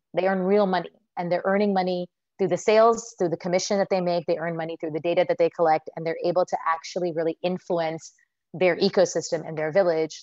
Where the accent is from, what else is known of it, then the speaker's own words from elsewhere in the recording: United States; accent: American; moved away as an adult; now in India; I was born in the U.S.